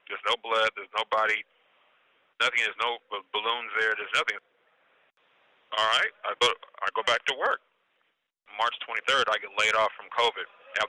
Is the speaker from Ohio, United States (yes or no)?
no; Seattle, Washington, United States; I am from Seattle, Washington. I'm in custody of the BOP in Mendota FCI in Mendota, California.